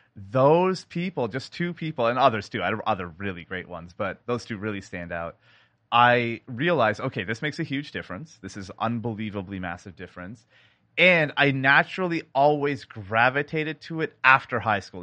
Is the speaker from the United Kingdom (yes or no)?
no; Canada; now in Seattle, United States; I am a sound designer based in Seattle, Washington, but born in Canada